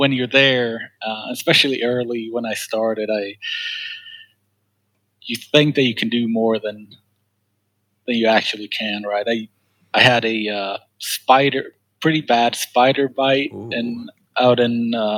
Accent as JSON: {"language": "English", "country": "Sweden", "second_language": "English", "moved": "as an adult", "lives_now": "United States", "said": "I'm from Sweden originally"}